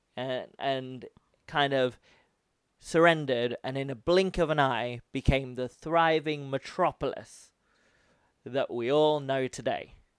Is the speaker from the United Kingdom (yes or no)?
yes; United Kingdom; now in Japan; I'm British